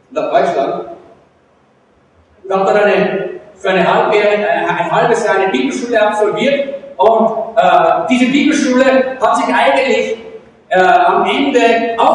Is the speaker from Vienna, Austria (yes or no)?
no; Salzburg, Austria; ich bin eigentlich ein Salzburger